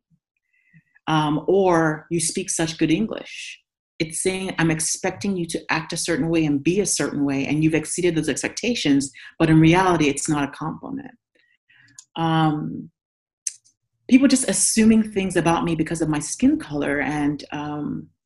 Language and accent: English; Nigeria; now in United States; In Nigeria, I'm from Nigeria, I'm not a minority